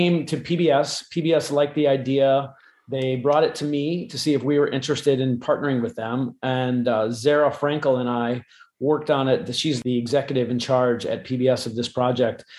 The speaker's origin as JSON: {"language": "English", "region": "Iowa", "country": "United States", "tie": "born or raised there", "said": "I grew up in Iowa in the Midwest"}